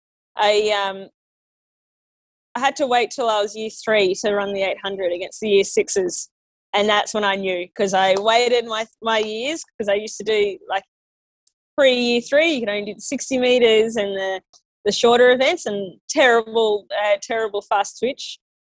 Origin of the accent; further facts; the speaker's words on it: Yass, New South Wales, Australia; I grew up in Yass, and it's just a really small country town